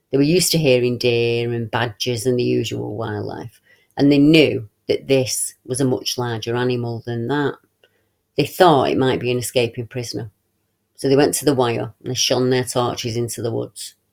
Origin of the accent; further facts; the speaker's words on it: Rugeley, West Midlands, United Kingdom; I was brought up in Rugeley during the 1960s, which is very close to Cannock Chase in Staffordshire.